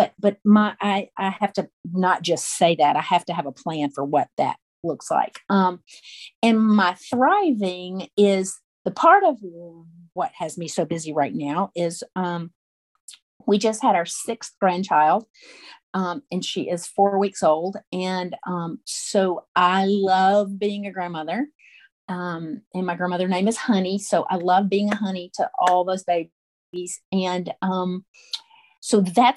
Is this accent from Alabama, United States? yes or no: yes; St. Clair County, Alabama, United States; now in Birmingham, United States; I was born and raised in Alabama, grew up in rural St. Clair County, which is a little bit east of Birmingham, where we are now